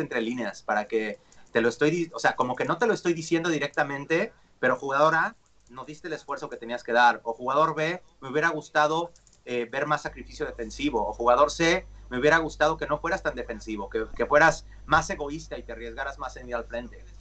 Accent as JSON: {"language": "Spanish", "country": "Mexico", "first_language": "Spanish", "moved": "yes", "lives_now": "Los Angeles, United States", "said": "yo soy mexicano y tuve familia en el hockey"}